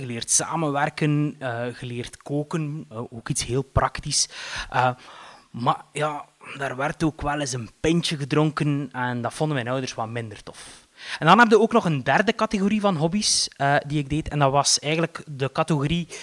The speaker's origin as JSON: {"language": "Dutch", "town": "Eeklo", "region": "Flanders", "country": "Belgium", "tie": "born or raised there", "said": "ik ben opgegroeid in Eeklo"}